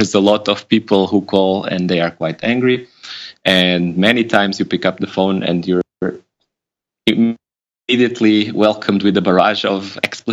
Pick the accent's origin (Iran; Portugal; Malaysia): Portugal; Lisbon; now in Berlin, Germany; So I'm Portuguese. I was born in Lisbon. I live in Berlin now. So that's already, I'm away from my hometown